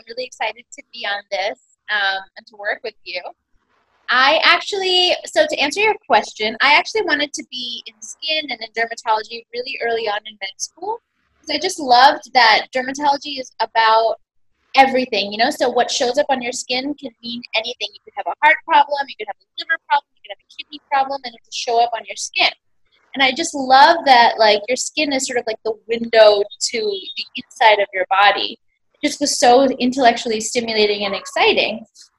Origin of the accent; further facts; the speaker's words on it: New York, United States; now in India; Yes, I was born and raised in New York.